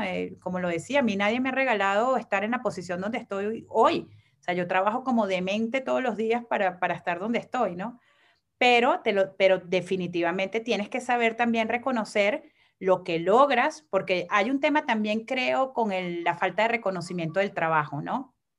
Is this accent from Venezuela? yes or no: yes; Venezuela; now in Mexico; soy mujer venezolana